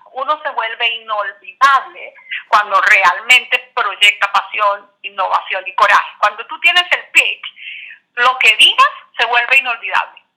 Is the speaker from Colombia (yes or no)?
yes; Colombia